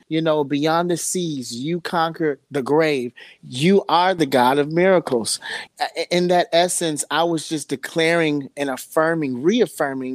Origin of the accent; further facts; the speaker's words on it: Chicago, Illinois, United States; now in Los Angeles, United States; I was raised in Chicago. But long story short, I'm living in LA now